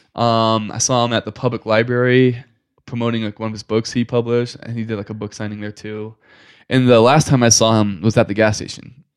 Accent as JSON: {"language": "English", "town": "Fairfield", "region": "Maine", "country": "United States", "tie": "born or raised there", "also_born_or_lived": "Waterville, Maine / Chiang Rai, Thailand / Arizona", "moved": "as an adult", "said": "I was born and raised in Maine. I was born in Waterville, Maine. Grew up in Fairfield, Maine. Lived there my whole life until uh, I was 19."}